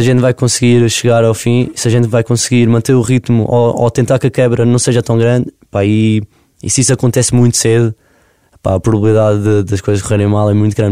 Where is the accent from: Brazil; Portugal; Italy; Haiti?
Portugal; Covilhã, Centro; moved away as an adult; now in Lisbon, Portugal; a minha terra é boça é, é uma pequena aldeia da Freguesia Cortes no meio e aquilo uhum. fica pertinho, portanto, é da Covilhã, é o Conselho da Covilhã